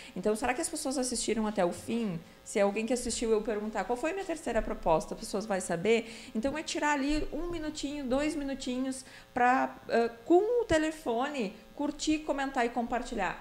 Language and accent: Portuguese; Novo Hamburgo, Rio Grande do Sul, Brazil; minha terra natal, que é Novo Hamburgo